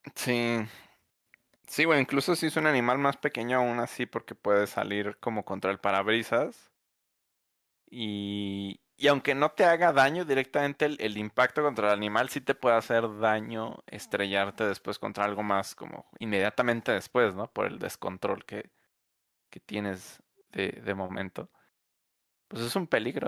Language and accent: Spanish; Mexico; como mexicano